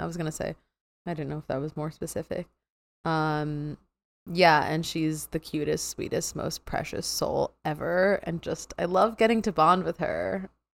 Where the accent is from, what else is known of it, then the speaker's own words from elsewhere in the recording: New York, United States; I'm from New York, so I'm living on Long Island, New York right now.